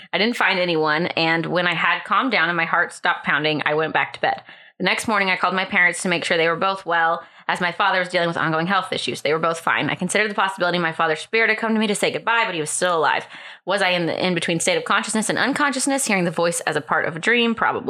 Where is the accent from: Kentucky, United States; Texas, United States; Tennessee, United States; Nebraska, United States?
Tennessee, United States; Knoxville; I worked for a radio station in Jefferson City, Tennessee, a small town about 20 miles from my hometown of Knoxville.